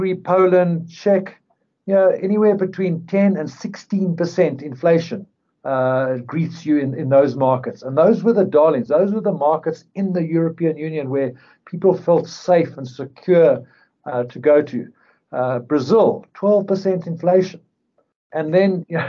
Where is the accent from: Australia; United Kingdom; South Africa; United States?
South Africa